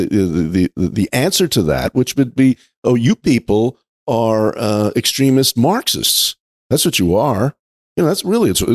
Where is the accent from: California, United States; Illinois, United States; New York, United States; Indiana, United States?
New York, United States; I grew up in New York